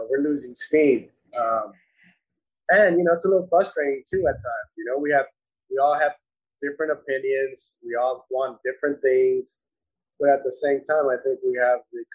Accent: Whittier, California, United States; Whittier, we're from Whittier

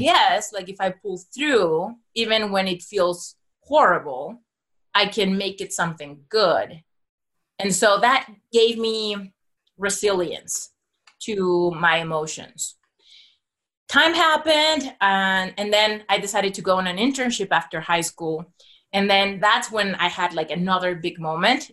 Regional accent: Mexico City, Mexico; I was born and raised in Mexico City

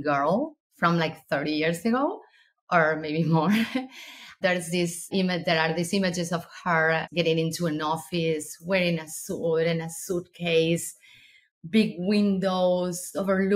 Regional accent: Argentina; moved away; I'm originally from Argentina

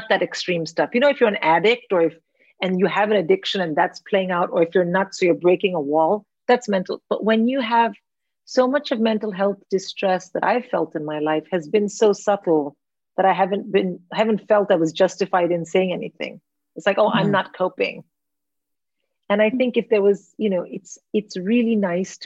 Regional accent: India; also born or lived in United States; now in United Kingdom; I grew up in India

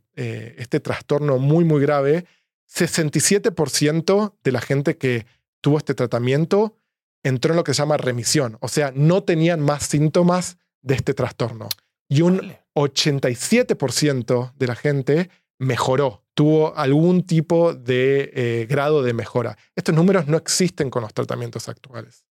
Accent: Argentina; moved away as an adult; now in San Francisco, United States; soy argentino, mm. estudié economía en Argentina

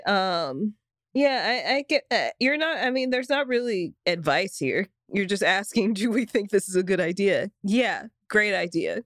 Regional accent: the South, United States; growing up in the South, everybody has a gun

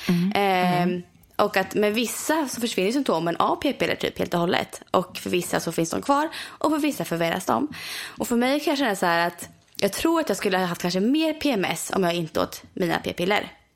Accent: near Borghamn, Östergötland, Sweden; i Borghamn, vilket är väldigt nära min hemstad

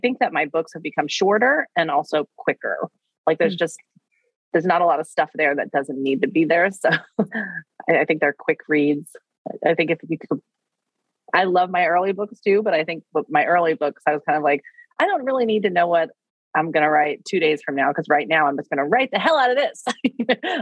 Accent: Wichita, Kansas, United States; moved away; I grew up in Wichita, Kansas

